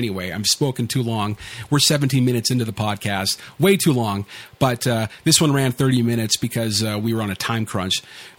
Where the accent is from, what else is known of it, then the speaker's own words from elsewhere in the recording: California, United States; moved away as an adult; now in Canada; I grew up in California.